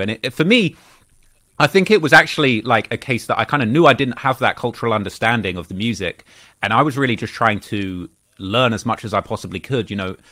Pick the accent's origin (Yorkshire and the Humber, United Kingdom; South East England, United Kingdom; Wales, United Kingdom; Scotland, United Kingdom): South East England, United Kingdom; Bognor Regis; also born or lived in Croydon, London; I lived there till I was about five or six. And then, uh, my family relocated to a very small town, uh, on the south coast of England. You, you probably never heard of this town, but it's a town called Bognor Regis.